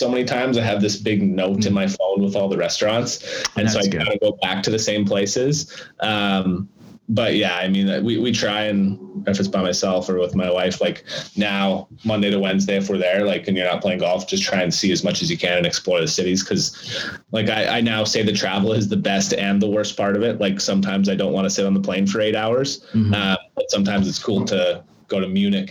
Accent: Stony Mountain, Manitoba, Canada; I'm from Stony Mountain, Manitoba.

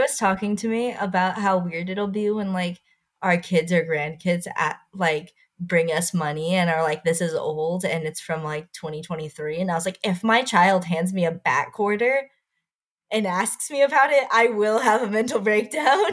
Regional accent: Texas, United States; born or raised there

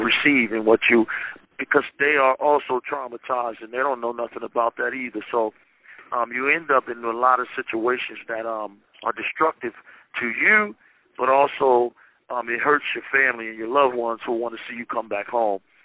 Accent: Maryland, United States; I'm from Maryland

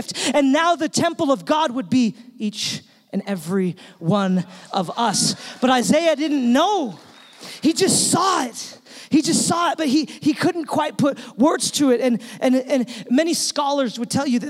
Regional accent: Utah, United States; we're from Utah

